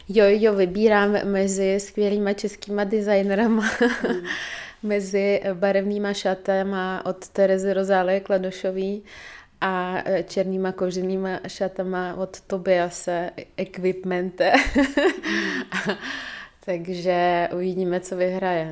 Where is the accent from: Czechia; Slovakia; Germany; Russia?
Russia; Dagestan; moved away; pocházím z Dagestánu, což je velice konzervativní eh, prostředí, muslimský